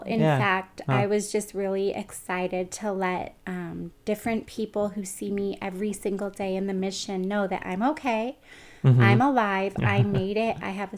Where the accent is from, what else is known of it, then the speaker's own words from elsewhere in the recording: Pioneer, California, United States; So I grew up in Pioneer, California, which is an hour and 20 minutes northeast of Stockton off of Highway 88. And my hometown is a little less than 2,000 people. And it's a small town